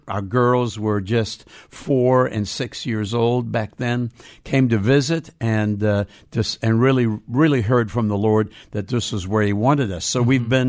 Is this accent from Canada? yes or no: no; South Africa; now in Seattle, United States; I was born into a pastor's family in South Africa. Mm. My dad's British background, he was a pastor and missionary in the city of Durban.